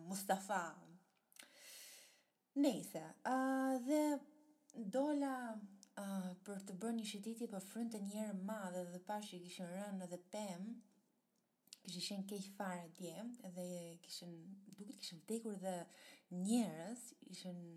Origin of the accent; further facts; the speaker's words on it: Italy; moved away as an adult; also born or lived in Albania; now in Netherlands; kam lindur në Shqipëria, po do kontaktojnë Itali, uh, sepse atje jam